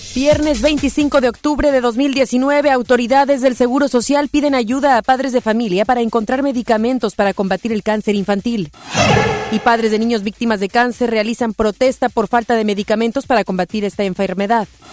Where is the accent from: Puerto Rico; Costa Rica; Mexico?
Mexico; somos nosotros mexicanos